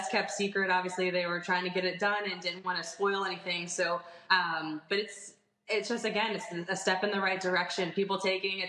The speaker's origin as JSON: {"language": "English", "country": "United States", "said": "being an American player"}